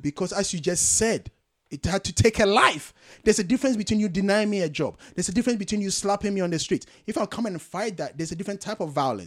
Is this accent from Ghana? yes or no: yes; Ghana; moved away; I'm a Ghanaian born and bred, full-fledged